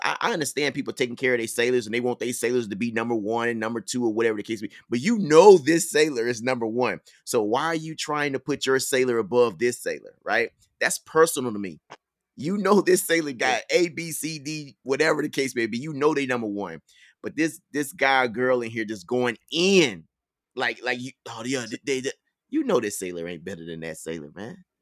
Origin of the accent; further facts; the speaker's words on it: Mississippi, United States; I'm from Mississippi